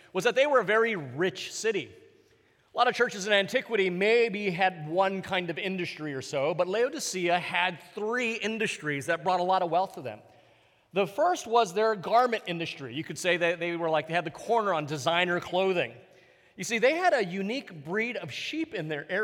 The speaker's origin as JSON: {"language": "English", "region": "Hawaii", "country": "United States", "tie": "born or raised there", "moved": "yes", "said": "I was growing up in Hawaii"}